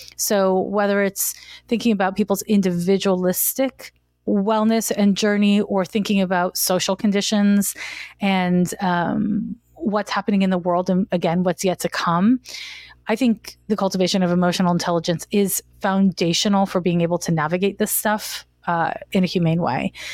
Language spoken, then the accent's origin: English; Montreal, Quebec, Canada; moved away as an adult; now in San Francisco, United States; I'm from Montreal, Quebec, and I moved to San Francisco in nineteen ninety-four